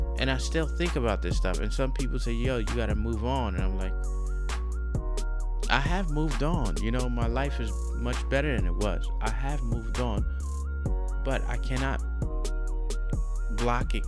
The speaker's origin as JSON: {"language": "English", "town": "New York City", "region": "New York", "country": "United States", "also_born_or_lived": "China", "moved": "yes", "said": "I'm American"}